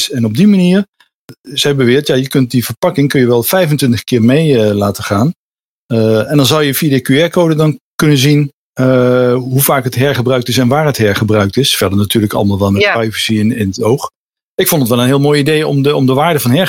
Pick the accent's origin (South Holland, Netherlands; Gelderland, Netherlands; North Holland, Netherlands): Gelderland, Netherlands; Nijmegen; ik kom oorspronkelijk uit Nijmegen.